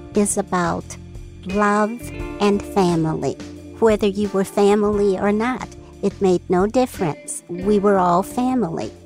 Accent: Detroit, Michigan, United States; I am from Detroit, Michigan

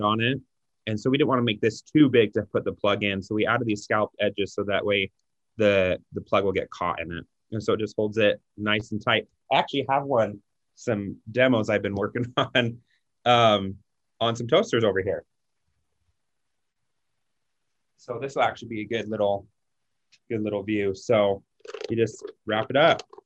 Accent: Utah, United States; we're from Utah

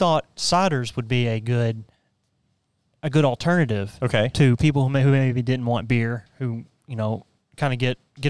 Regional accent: Sheridan, Arkansas, United States; where I grew up in Sheridan.

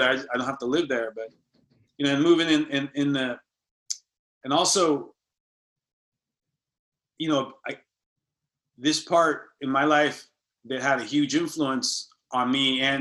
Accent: San Francisco, California, United States; We moved basically from La Misión to like a suburb in Marin, you know, and I get it because my mom, you know, the, the remarrying thing and all that.

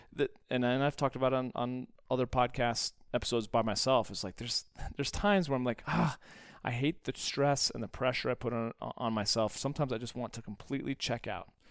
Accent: United States; being an American and an entrepreneur

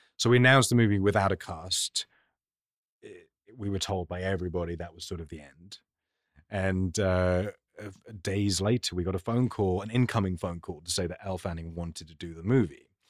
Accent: London, United Kingdom; I grew up in London

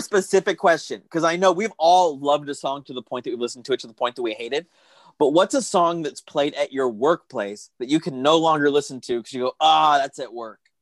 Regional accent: Pima County, Arizona, United States; I'm from Pima County

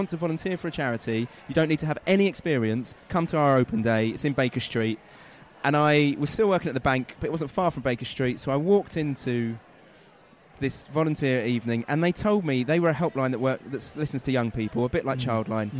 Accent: London, United Kingdom; also born or lived in Manchester; I grew up in North London.

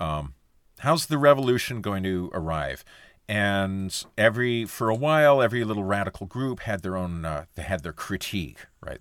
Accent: Sudbury, Ontario, Canada; when I was a kid, I was growing up in Sudbury, Ontario in the seventies and eighties

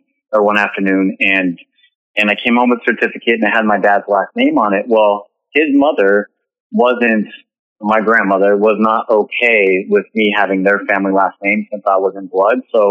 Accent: Northern California, United States; I'm originally from Northern California, and I was birthed from a woman who didn't have the dad around.

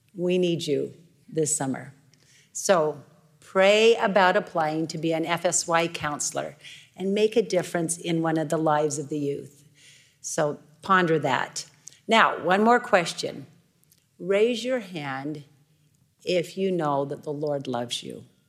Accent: Idaho, United States; I'm from Idaho

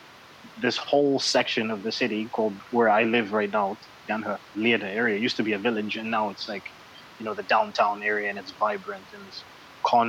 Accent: Canada; moved away as an adult; also born or lived in Zambia; now in China; I was born in Zambia, ended up in Canada, and, you know, so I consider myself Canadian.

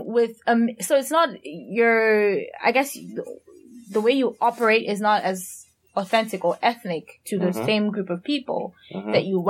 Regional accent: Cameroon; moved away; I'm trying to go back to how I used to talk before I left Cameroon.

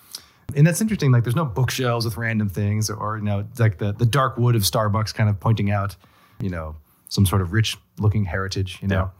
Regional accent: Texas, United States; moved away; also born or lived in New England; I'm from Texas

